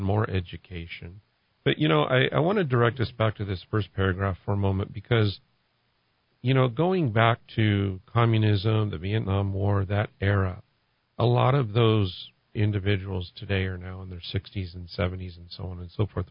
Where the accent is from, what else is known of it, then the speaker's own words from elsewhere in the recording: California, United States; moved away as an adult; now in New Mexico, United States; I'm originally from California, and I moved here in 2017